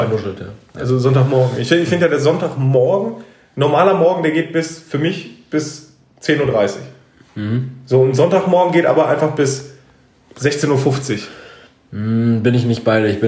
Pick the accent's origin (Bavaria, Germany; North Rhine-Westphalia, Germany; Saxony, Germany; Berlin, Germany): North Rhine-Westphalia, Germany; Wir, wir kommen halt natürlich aus dem Herzen des Ruhrgebiets